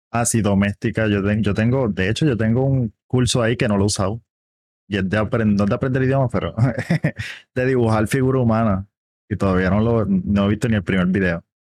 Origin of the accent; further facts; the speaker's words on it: Caguas, Puerto Rico; de Caguas, Puerto Rico